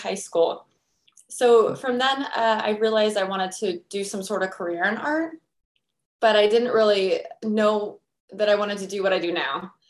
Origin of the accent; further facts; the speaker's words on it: United States; I'm American